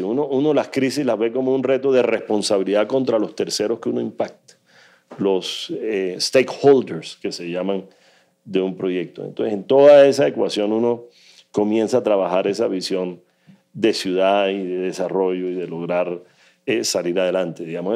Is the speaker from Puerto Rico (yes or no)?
no; Colombian Caribbean coast, Colombia; Nosotros somos caribeños y somos mar Caribe.